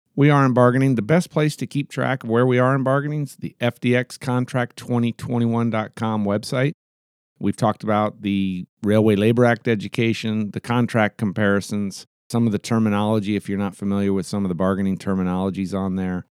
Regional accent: Anchorage, Alaska, United States; I'll be in Anchorage on the twenty-first, which is my hometown

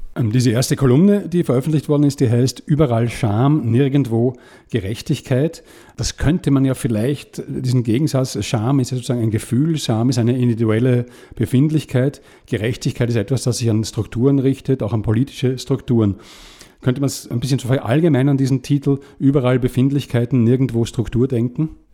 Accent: Vienna, Austria; ich bin in Wien aufgewachsen, im 20. Bezirk, das ist ein alter Arbeiterbezirk

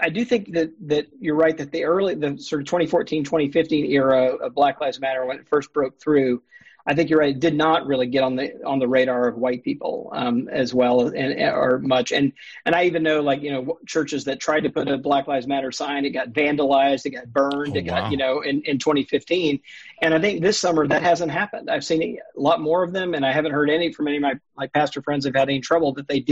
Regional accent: Mississippi, United States; I grew up in Mississippi.

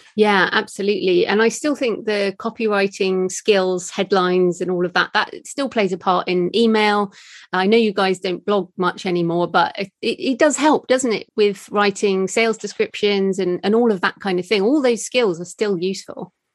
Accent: United Kingdom; being British

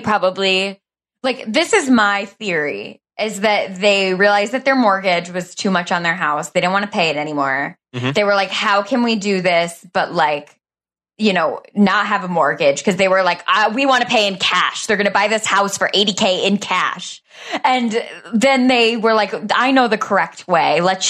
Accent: Michigan, United States; Like I grew up in Michigan, and so like up north living was very common.

